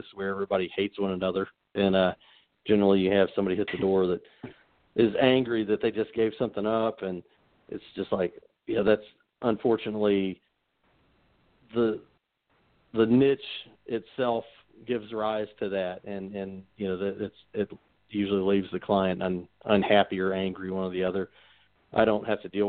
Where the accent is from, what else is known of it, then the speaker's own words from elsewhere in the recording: Corbin, Kentucky, United States; I grew up in Corbin, so I still have plenty of family down there